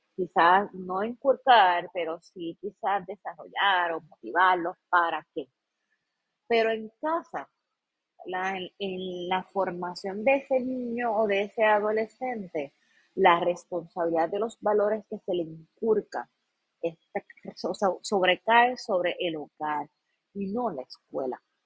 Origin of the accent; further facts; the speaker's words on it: Puerto Rico; como pueblo puertorriqueño nosotros